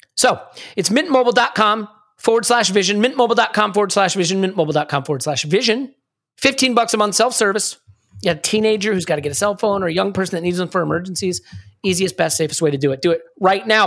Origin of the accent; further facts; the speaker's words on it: United States; I'm an American